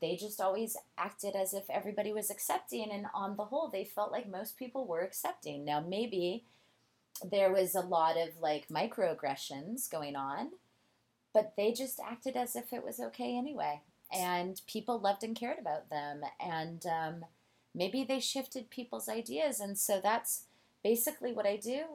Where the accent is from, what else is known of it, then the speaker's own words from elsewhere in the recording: Alaska, United States; moved away; I'm originally from Alaska